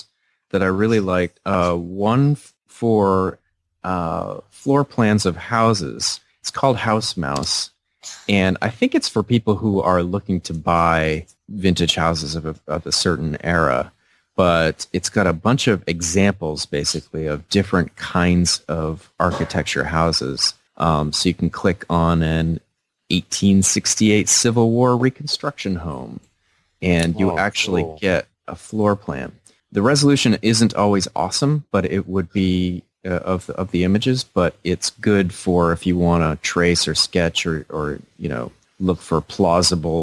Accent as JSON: {"language": "English", "town": "Bangor", "region": "Maine", "country": "United States", "tie": "born or raised there", "said": "my hometown of Bangor"}